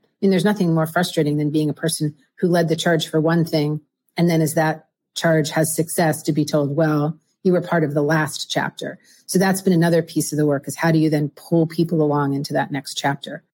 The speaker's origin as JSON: {"language": "English", "region": "Pennsylvania", "country": "United States", "tie": "born or raised there", "also_born_or_lived": "Philadelphia suburbs, Pennsylvania / Pittsburgh suburbs, Pennsylvania", "said": "I grew up in Pennsylvania, half of my life in the eastern side of Pennsylvania, the suburbs of Philadelphia, half in the western side of um, Pennsylvania, the suburbs of Pittsburgh"}